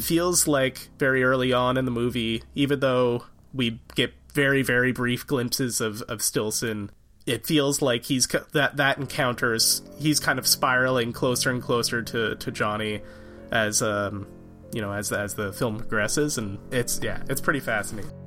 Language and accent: English; Canada; I'm from Canada